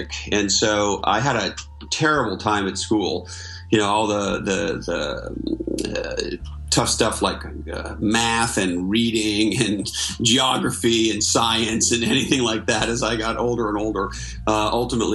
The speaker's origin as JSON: {"language": "English", "town": "Montreal", "region": "Quebec", "country": "Canada", "tie": "born or raised there", "also_born_or_lived": "Toronto / Silicon Valley", "moved": "as an adult", "said": "I grew up in Montreal, Canada"}